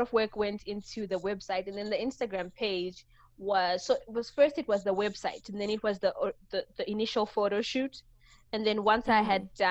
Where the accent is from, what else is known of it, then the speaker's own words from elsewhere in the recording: Mutare, Manicaland, Zimbabwe; I was born and raised in Mutare, which is like a small town in Zimbabwe.